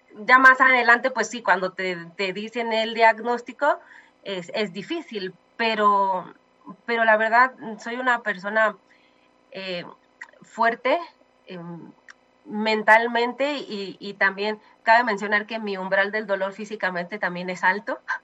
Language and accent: Spanish; Mexico; amo, amo México, soy mexicana hasta los huesos